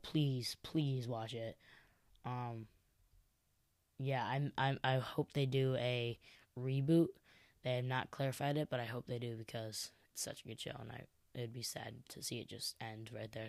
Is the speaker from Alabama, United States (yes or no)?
no; Chicago, Illinois, United States; I'm from Chicago